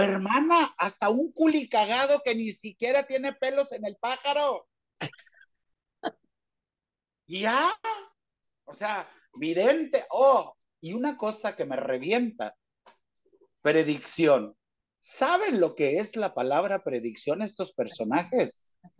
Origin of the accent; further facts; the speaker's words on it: Mazatlán, Sinaloa, Mexico; now in Kansas, United States; Yo nací en Mazatlán, Sinaloa